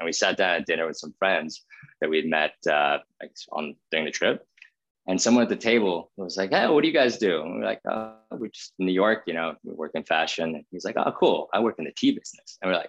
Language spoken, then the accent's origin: English; India; I grew up in India. My brother was born there. My parents were very nomadic.